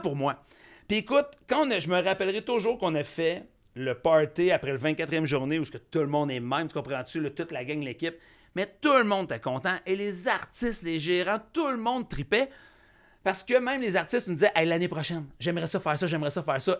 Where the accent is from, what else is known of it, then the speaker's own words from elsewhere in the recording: Saint-André, Quebec, Canada; also born or lived in Saint-Lazare, Quebec; je viens de Saint-André, en fait, mais j'ai enseigné à Vaudreuil